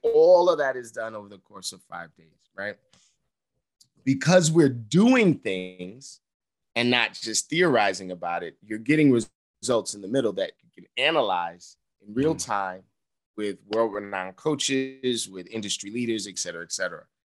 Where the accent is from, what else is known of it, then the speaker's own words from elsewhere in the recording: New York City, New York, United States; I'm this dude from Harlem